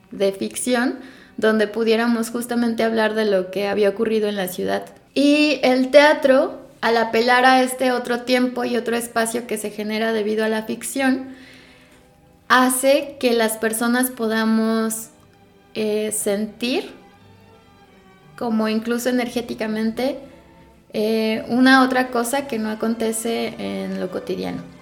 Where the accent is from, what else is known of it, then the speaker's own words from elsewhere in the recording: Guanajuato, Mexico; yo crecí, yo nací y yo crecí en Guanajuato hasta antes de irme a estudiar la universidad y recuerdo que vivía en la zona del centro